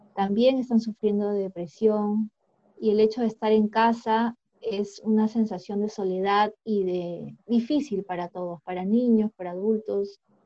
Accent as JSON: {"language": "Spanish", "country": "Peru", "said": "nosotros como peruanos"}